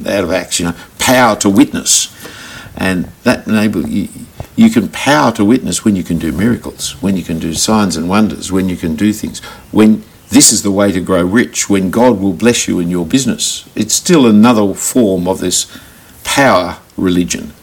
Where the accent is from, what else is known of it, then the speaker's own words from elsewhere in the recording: Australia; being an Australian Christian